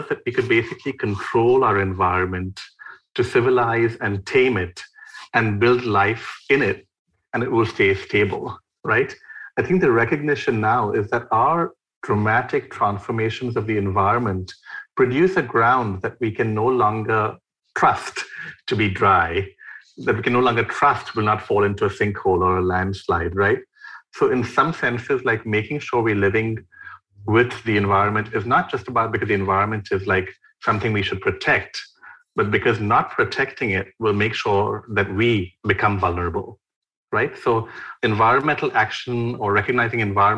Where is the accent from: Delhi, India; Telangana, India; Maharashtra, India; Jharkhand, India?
Maharashtra, India; Mumbai; I grew up in Mumbai in a building that's 11 floors since 1975.